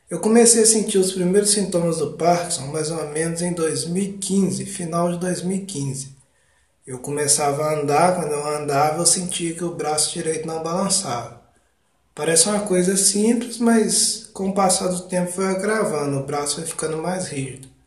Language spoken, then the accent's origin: Portuguese; Ubá, Minas Gerais, Brazil; eu sou de Ubá, Minas Gerais, tenho 33 anos